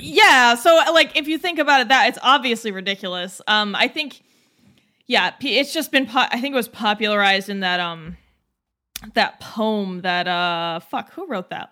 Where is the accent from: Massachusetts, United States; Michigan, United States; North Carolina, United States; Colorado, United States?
Massachusetts, United States; growing up in Massachusetts my entire life